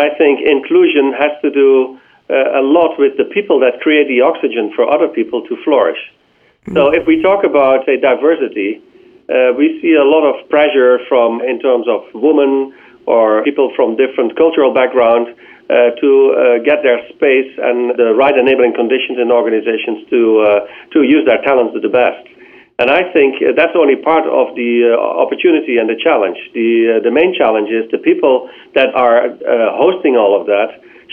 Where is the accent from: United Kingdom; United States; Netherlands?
Netherlands; I'm from the Netherlands